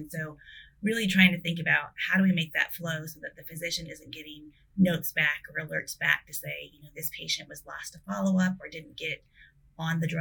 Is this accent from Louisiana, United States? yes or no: no; South Dakota, United States; I grew up in South Dakota